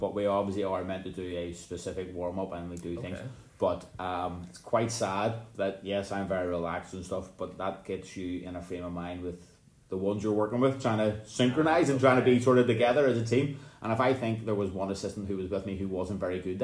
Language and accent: English; Bangor, Northern Ireland, United Kingdom; where are you from? I said, Bangor